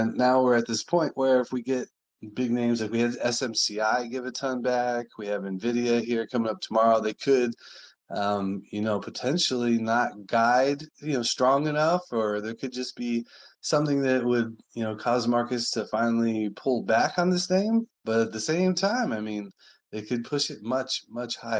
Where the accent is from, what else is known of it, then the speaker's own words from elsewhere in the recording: Sonoran Southwest, United States; I was born and raised in the Sonoran Southwest